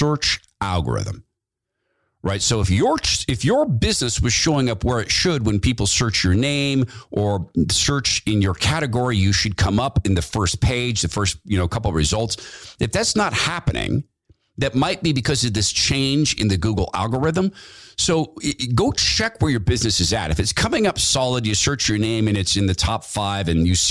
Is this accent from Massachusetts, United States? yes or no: no; Spokane, Washington, United States; as a young guy growing up in Spokane, Washington, which was still sort of the woods